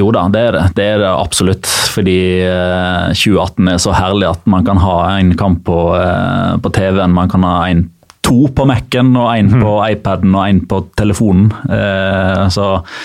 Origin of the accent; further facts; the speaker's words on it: Norway; fordi jeg er norsk.